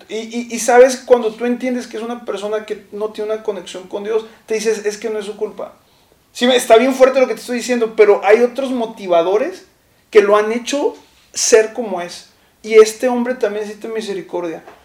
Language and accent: Spanish; Chihuahua, Mexico; yo vivía, eh, recién llegué, vivía en una colonia de Chihuahua que se llama la colonia de Guadalupe